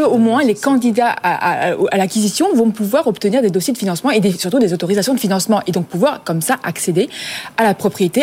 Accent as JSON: {"language": "French", "country": "France", "said": "je vais parler en tant que Française"}